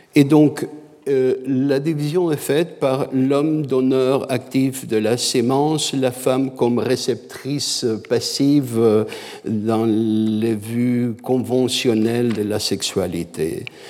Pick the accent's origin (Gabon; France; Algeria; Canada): Canada; je suis canadien